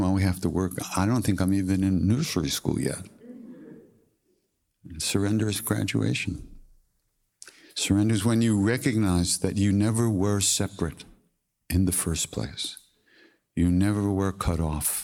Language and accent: English; Long Island, New York, United States; I'm from Long Island